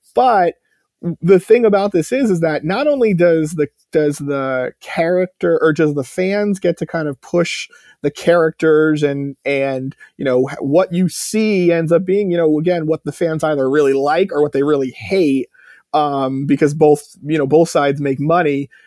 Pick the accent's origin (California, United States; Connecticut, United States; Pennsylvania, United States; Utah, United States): Connecticut, United States; I grew up in Connecticut